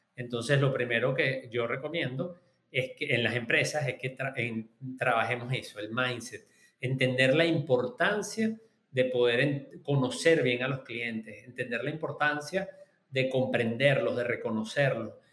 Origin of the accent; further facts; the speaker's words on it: Venezuela; yo soy venezolano